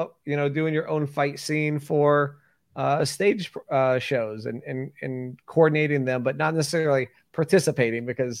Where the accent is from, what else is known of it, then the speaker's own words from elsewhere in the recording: Tampa, Florida, United States; I was born and raised in Tampa.